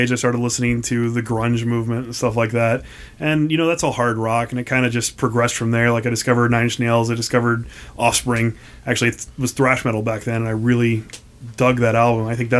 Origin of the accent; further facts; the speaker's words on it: Houston, Texas, United States; I came from Houston, Texas, same as you.